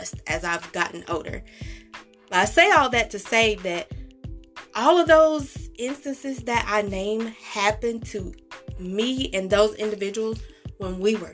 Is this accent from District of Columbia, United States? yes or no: no; California, United States; Growing up in California